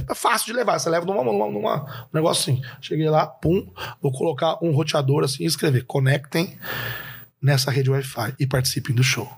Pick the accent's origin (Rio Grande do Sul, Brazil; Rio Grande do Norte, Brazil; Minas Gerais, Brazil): Minas Gerais, Brazil; interior of; eu sou do interior de Minas